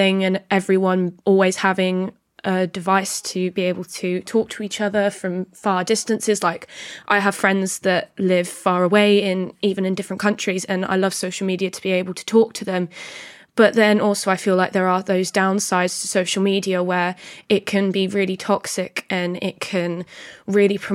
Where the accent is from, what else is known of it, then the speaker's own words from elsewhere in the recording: Northamptonshire, East Midlands, United Kingdom; I'm 15 years old and I'm from Northamptonshire.